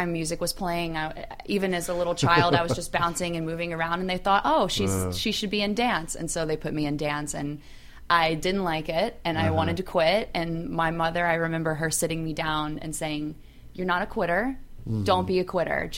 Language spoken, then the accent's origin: English; Houston, Texas, United States; moved away as an adult; now in Los Angeles, United States; I come all the way from Houston, Texas